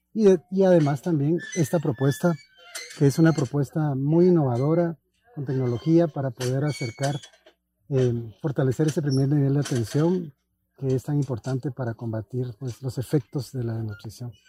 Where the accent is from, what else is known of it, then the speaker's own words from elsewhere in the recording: Guatemala; los guatemaltecos